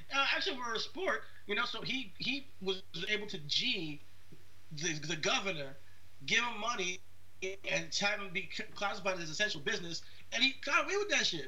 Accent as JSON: {"language": "English", "country": "United States", "said": "as an American"}